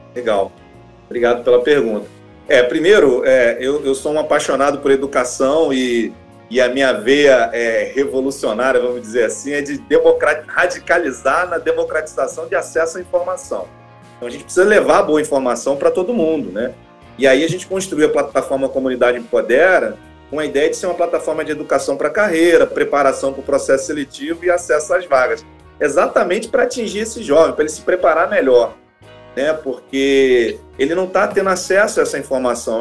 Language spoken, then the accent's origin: Portuguese; Duque de Caxias, Rio de Janeiro, Brazil; nasci em Caxias, periferia do Rio de Janeiro. Eu sou aquele típico jovem negro que nasceu numa família pobre, morava lá do lado do valão